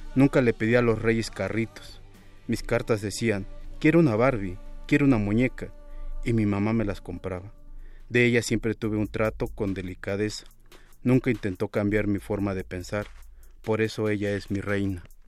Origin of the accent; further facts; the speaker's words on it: Mexico City, Mexico; Nací en Iztapalapa, una zona muy nice, y tuve una infancia con muchas carencias